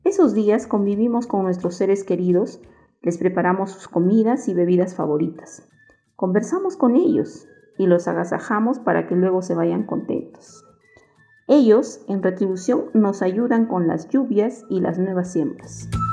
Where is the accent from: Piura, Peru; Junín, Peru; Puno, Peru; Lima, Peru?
Puno, Peru; soy de Puno